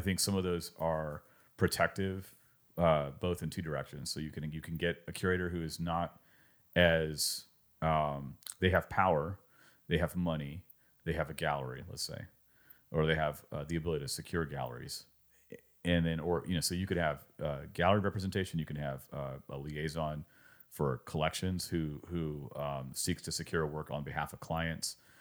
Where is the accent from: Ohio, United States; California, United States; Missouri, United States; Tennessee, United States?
California, United States; determined that I was from California